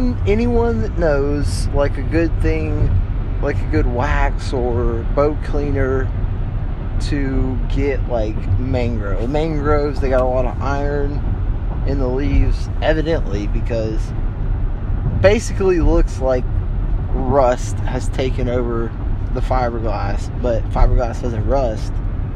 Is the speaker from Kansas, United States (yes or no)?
no; Lakeland, Florida, United States; We're from Lakeland, the 863 Polk County.